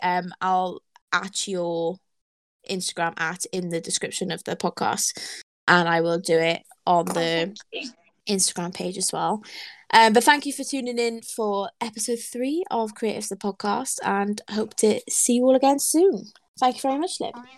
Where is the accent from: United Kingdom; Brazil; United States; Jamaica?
United Kingdom; Wales; I'm Welsh